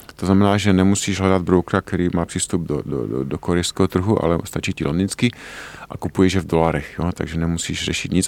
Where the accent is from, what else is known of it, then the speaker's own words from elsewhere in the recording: Czechia; my jako Češi známe naše české prostředí nejlépe